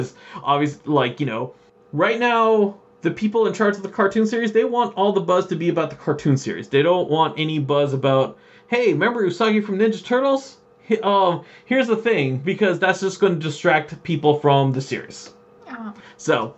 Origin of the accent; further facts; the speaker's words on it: Canada; We're from Canada